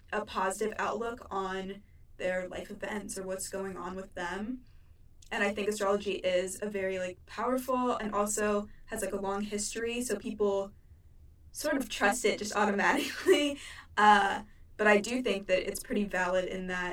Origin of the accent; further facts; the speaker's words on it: Cleveland, Ohio, United States; I was born in Cleveland, Ohio.